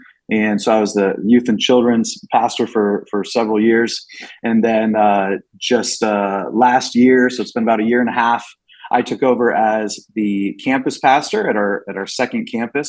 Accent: Phoenix, Arizona, United States; moved away as an adult; also born or lived in Ohio; So I'm from Phoenix, Arizona originally.

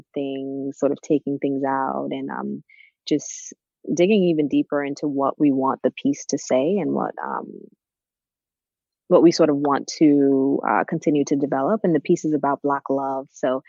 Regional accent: Trinidad & Tobago; now in New York, United States; I am originally from Trinidad, and I moved to New York in 1998 with my family.

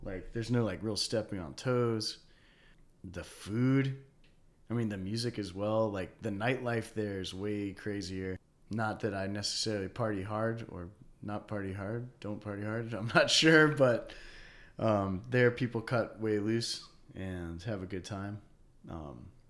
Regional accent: Durham, North Carolina, United States; also born or lived in Japan; growing up in Durham

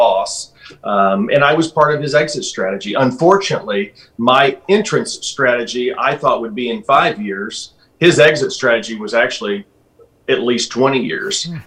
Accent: Alton, United States; This is my hometown. The town of Alton is about 30,000 people

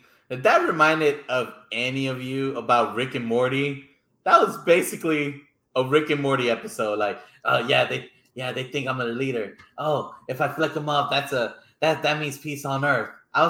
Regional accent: Houston, Texas, United States; I'm from Houston

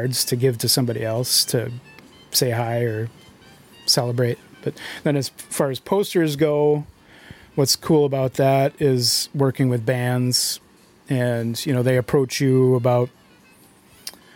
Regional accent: Arcadia, Wisconsin, United States; moved away as an adult; also born or lived in St. Paul, Minnesota; Grew up in Arcadia, so I came back to the area recently

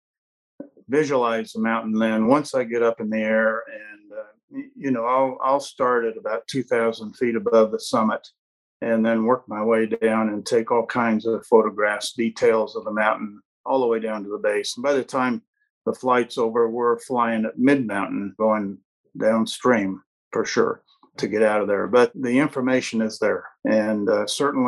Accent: Colorado, United States; I was born in Colorado

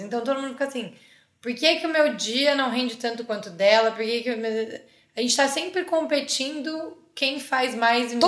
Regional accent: Campinas, São Paulo, Brazil; moved away as an adult; now in São Paulo, Brazil; sou de Campinas, uma cidade perto de São Paulo

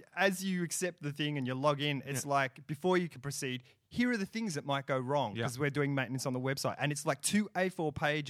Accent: Australia; first language English; also born or lived in England; I was born in England, and I came to Australia when I was about 8 months old.

